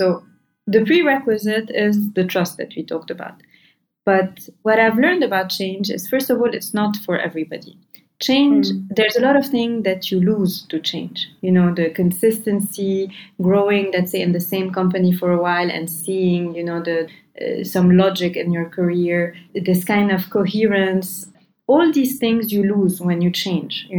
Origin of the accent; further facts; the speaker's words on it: Lebanon; I'm from Lebanon